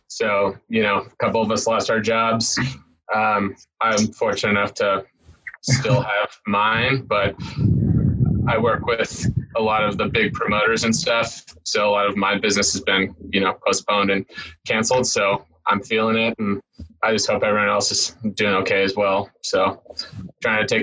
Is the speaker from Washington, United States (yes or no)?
no; San Diego, California, United States; now in Denver, United States; I grew up in San Diego